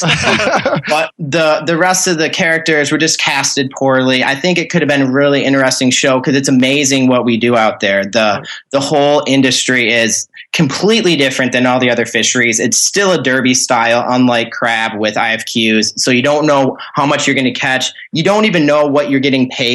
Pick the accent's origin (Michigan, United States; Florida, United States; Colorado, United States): Michigan, United States; northern; accent: Northern Midwest; now in Lansing, United States; I live in Lansing, Michigan right now, but I am from up north is what they call anything above Clare in Michigan. You're just from up north at that point. So I'm from up north Michigan.